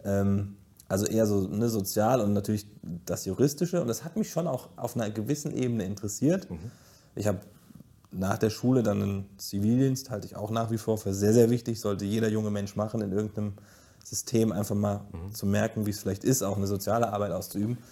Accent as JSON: {"language": "German", "town": "Giessen", "region": "Hesse", "country": "Germany", "tie": "born or raised there", "said": "in Gießen aufzuwachsen ist, ich sage schon immer, es ist hässlich, aber es ist meine Heimat"}